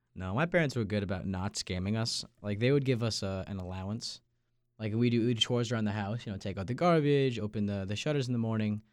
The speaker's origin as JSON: {"language": "English", "area": "Long Island", "region": "New York", "country": "United States", "moved": "yes", "said": "I'm from Long Island, New York"}